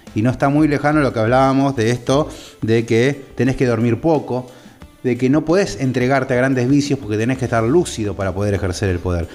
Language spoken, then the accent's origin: Spanish; Argentina; nuestra querida patria